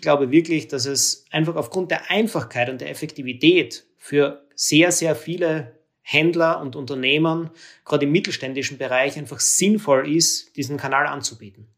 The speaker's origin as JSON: {"language": "German", "country": "Austria", "said": "für mich als Österreicher"}